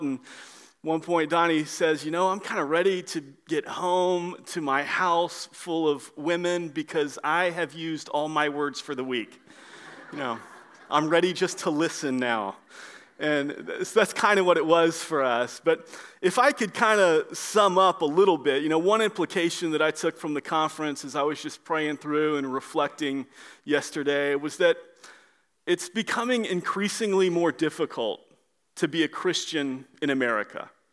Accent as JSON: {"language": "English", "town": "Orlando", "region": "Florida", "country": "United States", "moved": "yes", "said": "I'm from the Orlando area and I know Florida a little bit"}